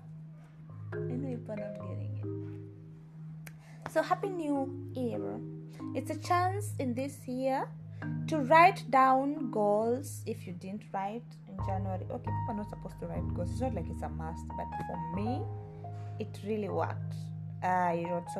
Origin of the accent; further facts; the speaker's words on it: Kenya; I'm not British, I'm Kenyan, with some ties in Uganda